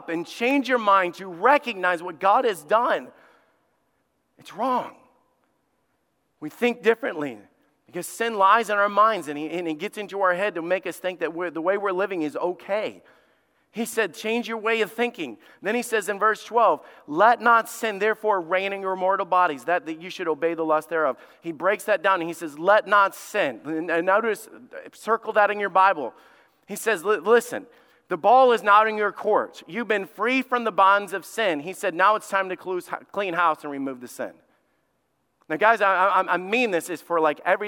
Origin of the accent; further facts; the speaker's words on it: Alabama, United States; my family understands this because we grew up in Alabama